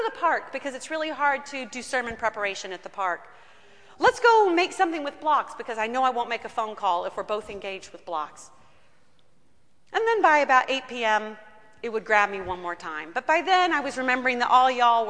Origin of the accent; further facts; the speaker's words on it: United States; as American people